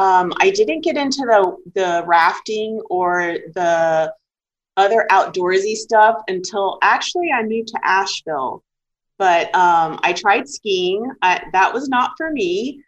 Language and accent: English; Canal Zone, Panama; So I grew up in the Republic of Panama, actually in the Canal Zone. So the Canal Zone was basically an American territory in the middle of this Central American country.